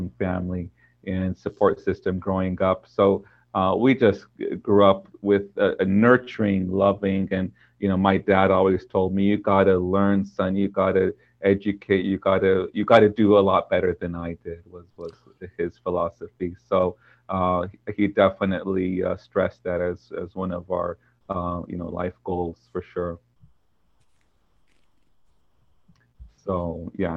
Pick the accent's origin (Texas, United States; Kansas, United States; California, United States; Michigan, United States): California, United States; Orange County; I was born on in Orange County.